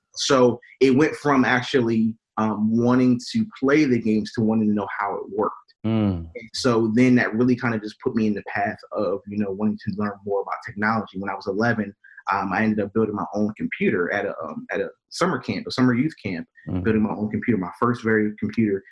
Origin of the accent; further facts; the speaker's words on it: Wilmington, Delaware, United States; born and raised in Wilmington, Delaware